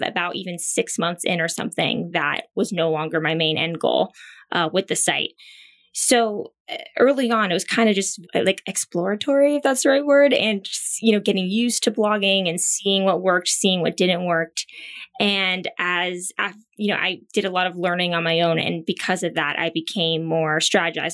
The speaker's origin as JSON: {"language": "English", "region": "Pennsylvania", "country": "United States", "tie": "born or raised there", "also_born_or_lived": "Thailand", "moved": "as an adult", "lives_now": "New York, United States", "said": "where I grew up in Pennsylvania"}